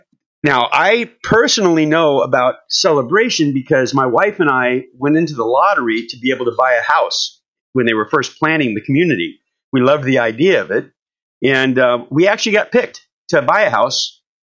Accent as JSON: {"language": "English", "town": "Los Angeles", "region": "California", "country": "United States", "tie": "born or raised there", "also_born_or_lived": "San Fernando Valley, Los Angeles", "moved": "as an adult", "lives_now": "Orlando, United States", "said": "I was actually born and raised in Hollywood, California."}